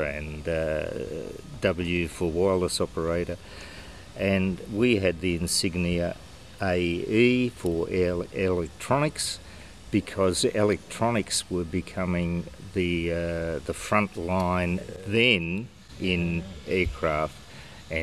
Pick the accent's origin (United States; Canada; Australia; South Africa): Australia; also born or lived in Germany; And we wound up in Germany, where I was born, and then, because we were refugees, wound up in Australia in 1950.